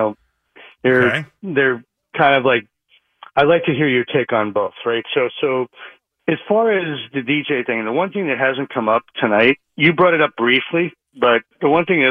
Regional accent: Franklin Square, New York, United States; now in West Orange, United States; West Orange, but also originally from Franklin Square, New York.

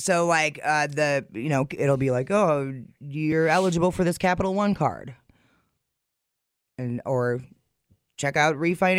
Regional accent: McFarland, United States; I grew up in McFarland.

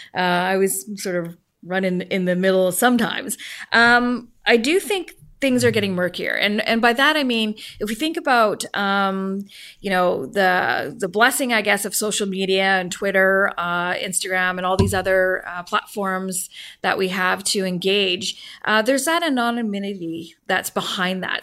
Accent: Vancouver, British Columbia, Canada; also born or lived in Port Alberni; born and raised in Vancouver, moved to Port Alberni, taking my entire family with me

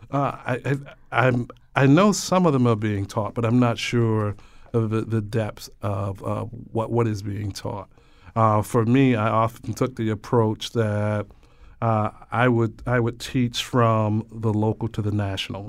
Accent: Georgia, United States; now in Hartford, United States; I grew up in Georgia

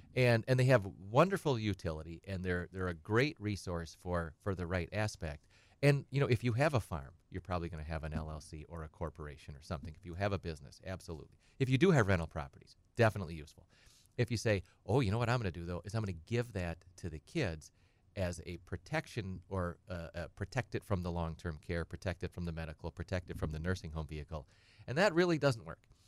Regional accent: Edgar, Wisconsin, United States; I'm from Edgar. and, uh, I grew up on a kind of a little small farm

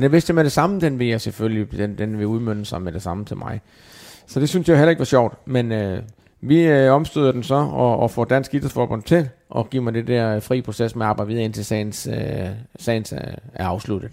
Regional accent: Denmark; moved away as an adult; nu er jeg heldigvis kommet til Danmark igen, har ikke været hjemme i Danmark i, i 20 år fast

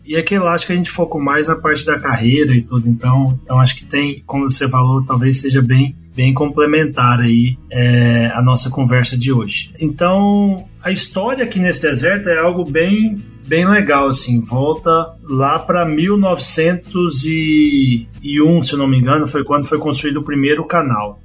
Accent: Goiás, Brazil; moved away as an adult; also born or lived in Campo Grande, Mato Grosso do Sul / Illinois / Pennsylvania; now in El Centro, United States; sou natural de Goiás

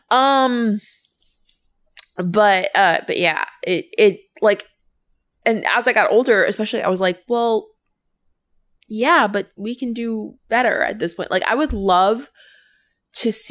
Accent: United Kingdom; Louise is like, I just looked up the list of actors, and as a Brit, I'm interested.

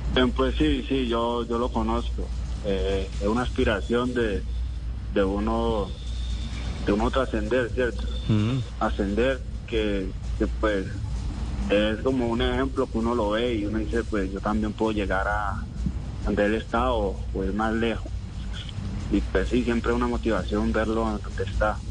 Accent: Guachené, Cauca, Colombia; also born or lived in Caloto; yo nací en Caloto. Eh, soy de una vereda del municipio de Guachené llamada Yonetabla. Tabla y ahí vivo con mi mamá y mi, papá.

